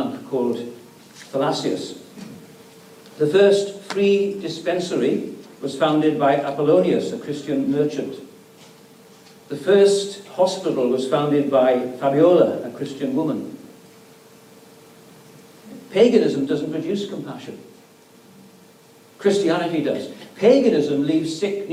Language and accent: English; Wales, United Kingdom; I come from Wales, it's my home country